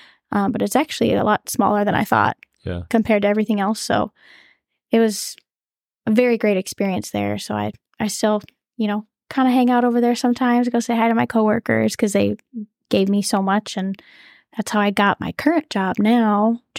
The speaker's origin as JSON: {"language": "English", "region": "North Dakota", "country": "United States", "said": "I'm from North Dakota."}